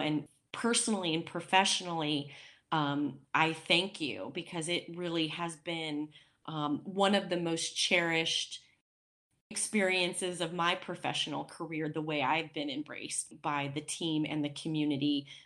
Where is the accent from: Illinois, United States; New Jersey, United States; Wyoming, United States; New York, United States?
Wyoming, United States; a Wyomingite, being born and raised in Wyoming